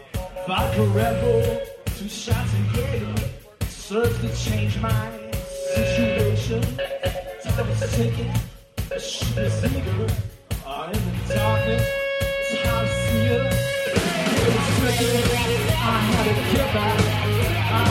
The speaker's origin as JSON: {"language": "English", "town": "Ann Arbor", "region": "Michigan", "country": "United States", "said": "We are from Ann Arbor, Michigan."}